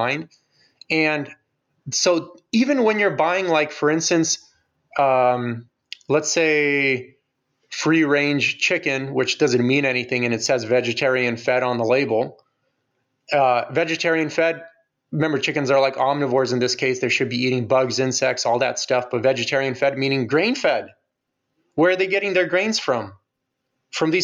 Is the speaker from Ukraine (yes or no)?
yes; Ukraine; I'm from Ukraine